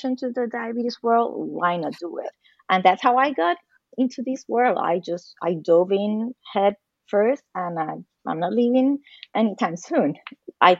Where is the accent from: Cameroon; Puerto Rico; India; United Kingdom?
Puerto Rico; now in United States; I was born and raised in Puerto Rico, a Caribbean girl.